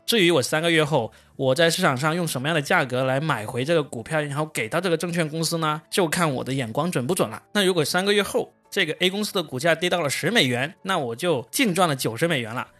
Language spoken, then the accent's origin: Chinese; China; 我们中国人